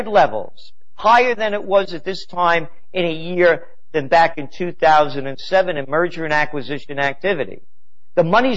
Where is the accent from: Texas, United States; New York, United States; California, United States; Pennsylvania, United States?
New York, United States; New York City; I was born in the Bronx